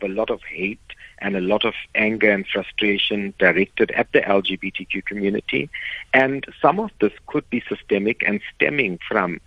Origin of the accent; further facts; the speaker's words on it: South Africa; I love being South African